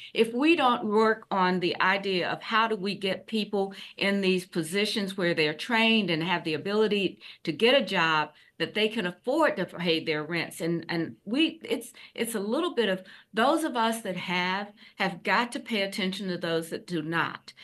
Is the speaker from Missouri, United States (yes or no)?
no; Columbia, South Carolina, United States; now in Charlotte, United States; I grew up in Columbia, South Carolina